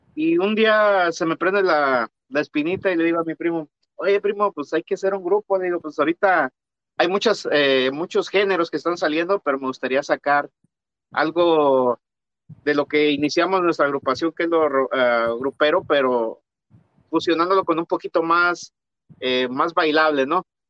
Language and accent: Spanish; San Luis Potosí, Mexico; now in United States; yo soy de San Luis Potosí también